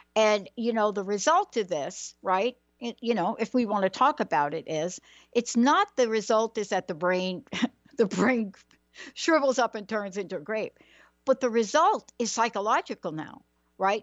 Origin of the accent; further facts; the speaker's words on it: New York, United States; I'm from New York